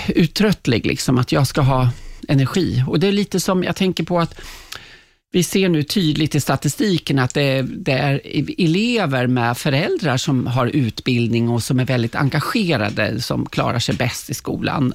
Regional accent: Kolsva, Västmanland, Sweden; moved away; jag är från Kolsva, liksom Gislarbo i Västmanland

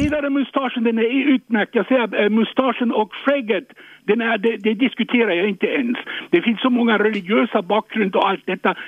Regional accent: France; now in Sweden; jag är född i Frankrike

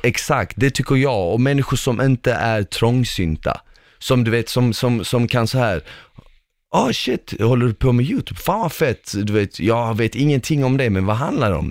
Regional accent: Malmö, Skåne, Sweden; also born or lived in former Yugoslavia; när jag var liten och till exempel när vi växte upp i Rosengård, i, i en förort

